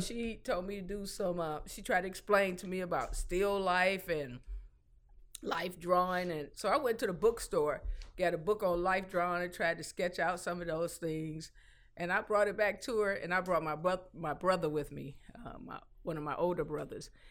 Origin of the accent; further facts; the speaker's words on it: Detroit, Michigan, United States; I'm from the East Side, I'm grown